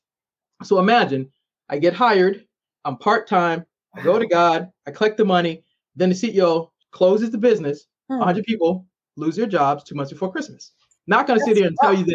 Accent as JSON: {"language": "English", "town": "Boston", "region": "Massachusetts", "country": "United States", "moved": "yes", "lives_now": "Maryland, United States", "said": "I'm originally from Boston."}